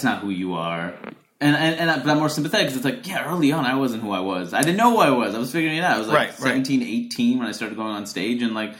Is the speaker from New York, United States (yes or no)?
yes; New York, United States; when I was, you know, 17, 18 and growing up in New York